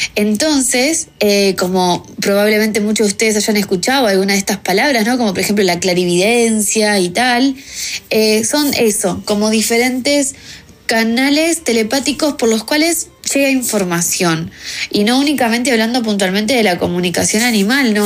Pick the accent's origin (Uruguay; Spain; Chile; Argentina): Uruguay; also born or lived in New Zealand; yo soy de Uruguay